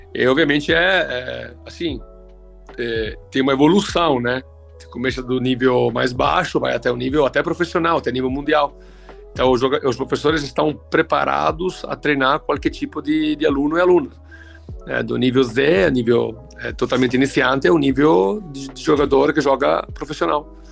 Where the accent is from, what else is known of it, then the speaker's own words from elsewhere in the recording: Italy; Portuguese is a second language; moved away as an adult; now in Brazil; eu comecei a jogar muito novo, com 13 anos, né, lá na Itália, onde eu morava. Eu sou italiano de nascimento